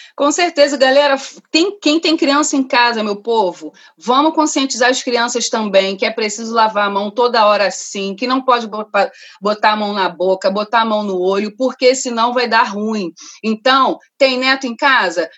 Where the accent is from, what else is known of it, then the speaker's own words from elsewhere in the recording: Rio de Janeiro, Brazil; also born or lived in Rocinha, Rio de Janeiro; cria de Madureira e moradora do Parque da Cidade Rocinha, Gávea, Rio de Janeiro